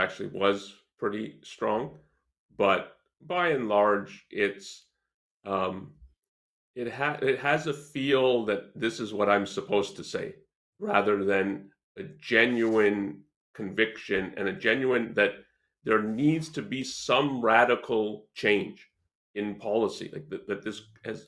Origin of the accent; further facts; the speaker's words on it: Canada; I'm Canadian